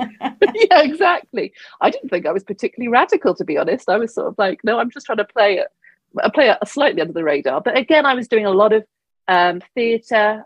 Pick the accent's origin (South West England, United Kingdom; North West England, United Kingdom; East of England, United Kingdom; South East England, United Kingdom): South West England, United Kingdom; Devon; now in London, United Kingdom; I grew up in Devon